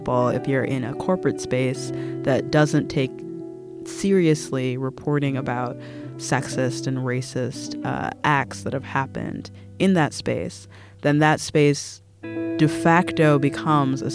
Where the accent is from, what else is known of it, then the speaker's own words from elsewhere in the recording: United States; as an American